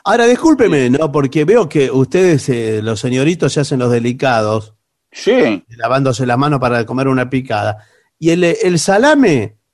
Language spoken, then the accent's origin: Spanish; Rauch, Buenos Aires Province, Argentina; yo soy de, de Rauch